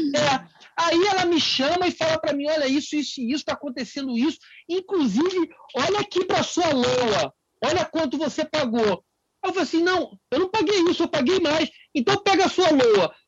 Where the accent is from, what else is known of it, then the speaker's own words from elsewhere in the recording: Rio de Janeiro, Brazil; moved away as an adult; also born or lived in Minas Gerais; now in Canada; eu sou do Rio